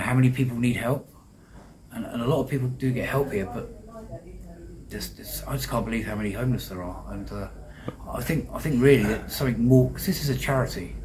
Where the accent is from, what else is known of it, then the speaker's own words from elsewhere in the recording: Deal, South East England, United Kingdom; Deal, which is my hometown.